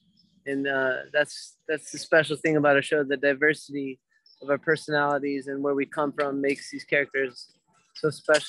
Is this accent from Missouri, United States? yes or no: no; Florida, United States; Yes, I'm originally actually from South Florida. I have 9 brothers and sisters. We grew up in a camper traveling across America.